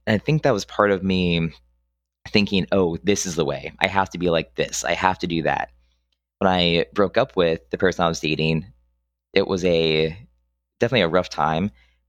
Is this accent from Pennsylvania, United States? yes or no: yes; Pennsylvania, United States; moved away; when I came down from Central PA, I still had my kind of indoctrinated conservative mindset.